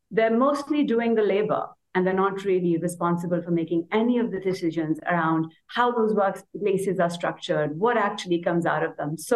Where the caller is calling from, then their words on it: Pakistan; As you mentioned, I'm joining from Pakistan, a country that I guess some of you may have heard of in the context of the floods we had last year.